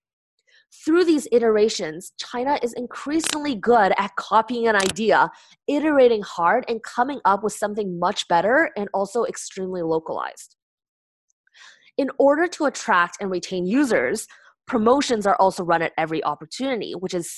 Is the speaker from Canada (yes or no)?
yes; Canada; now in United States; as a Canadian, Chinese, working in the US